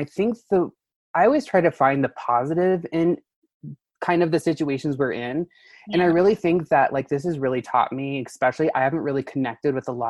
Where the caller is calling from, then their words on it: Denver, Colorado, United States; So right now I'm in Denver, Colorado.